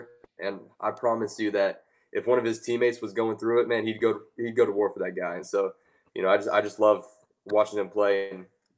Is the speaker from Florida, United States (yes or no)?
yes; Clearwater, Florida, United States; We're from Clearwater